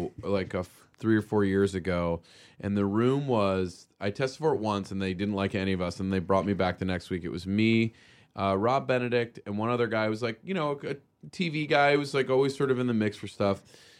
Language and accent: English; Australia; I'm Australian, but I got that New York accent guy coming